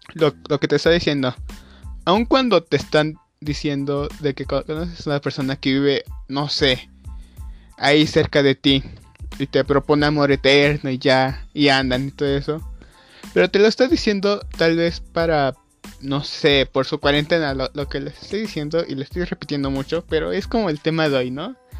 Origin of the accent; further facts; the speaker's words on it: Mexico; yo soy de México